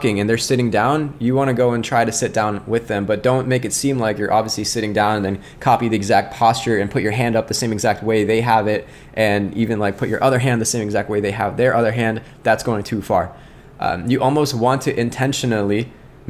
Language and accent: English; Scranton, Pennsylvania, United States; now in Indianapolis, United States; I'm from Scranton